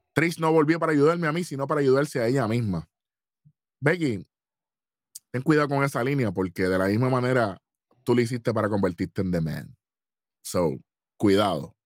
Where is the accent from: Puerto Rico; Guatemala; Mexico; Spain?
Puerto Rico; lo apreciamos como país y lo apreciamos como puertorriqueño